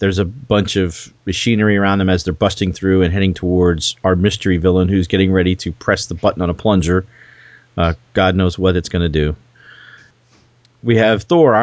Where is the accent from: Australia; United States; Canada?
United States; New Jersey; I was born in New Jersey